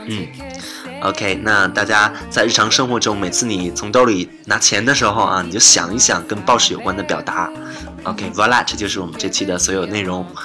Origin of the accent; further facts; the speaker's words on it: China; 我们中国人很爱吃